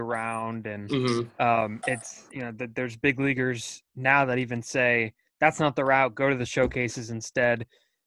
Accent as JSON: {"language": "English", "town": "Pacifica", "region": "California", "country": "United States", "said": "I'm from Pacifica"}